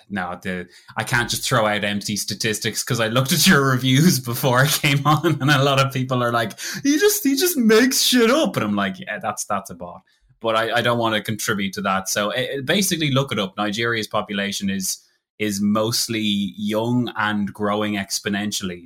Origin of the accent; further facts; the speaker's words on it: Ireland; I'm Irish and I'm speaking English